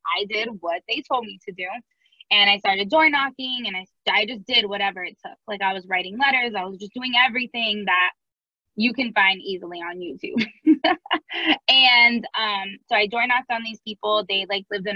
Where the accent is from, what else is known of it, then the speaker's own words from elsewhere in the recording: Miami, Florida, United States; now in St. Louis, United States; I'm originally from Miami